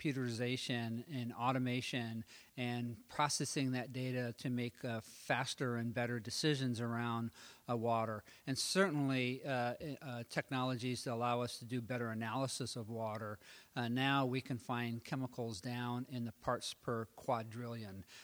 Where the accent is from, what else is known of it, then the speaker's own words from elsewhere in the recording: Oregon, United States; I grew up in Oregon